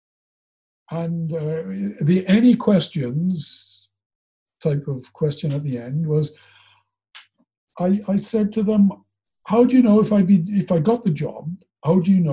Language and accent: English; Neath, Wales, United Kingdom; accent: Welsh; moved away as an adult; growing up in Neath, watching Neath